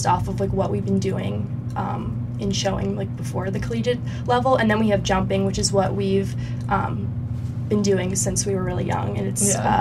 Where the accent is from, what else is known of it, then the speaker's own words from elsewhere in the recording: Boston, Massachusetts, United States; I'm from Boston, Massachusetts